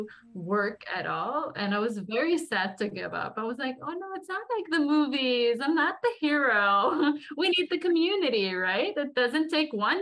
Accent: Lebanon; moved away as an adult; now in New York, United States; I was born and raised in Lebanon for 24 years of my life.

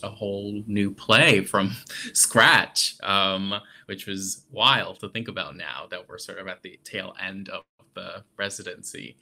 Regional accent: Adana, Turkey; moved away; I grew up in Adana, which is on the southern end of Turkey, right on the Mediterranean Sea, very close to Cyprus.

